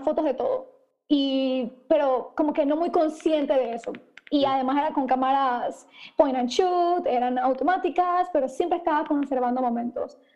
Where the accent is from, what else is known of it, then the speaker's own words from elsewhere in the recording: Panama; soy panameña, empecé mi negocio cuando tenía 17 años en el colegio